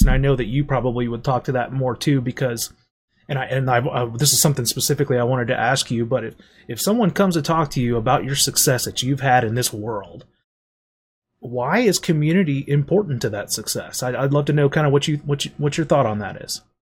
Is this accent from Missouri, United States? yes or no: yes; St. Louis, Missouri, United States; I'm from Saint Louis